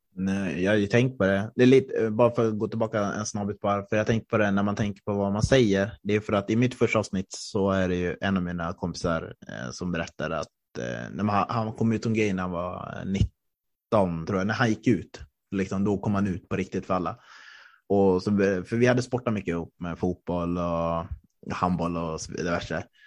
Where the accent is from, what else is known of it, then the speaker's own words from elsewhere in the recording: Östersund, Jämtland, Sweden; moved away; jag är uppvuxen i Norrland, jag är riktig norrlänning